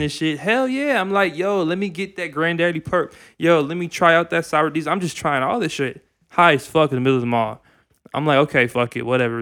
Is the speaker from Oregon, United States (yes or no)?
no; Minnesota, United States; we're from Minnesota